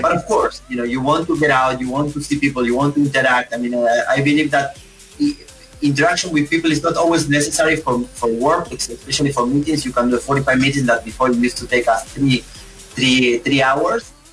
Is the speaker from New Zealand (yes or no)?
no; Esperanza, Santa Fe, Argentina; moved away; I grew up in a house where my next neighbor is maybe yeah four kilometers, horses and cows and corn and soya and my the city that we call is, is Esperanza.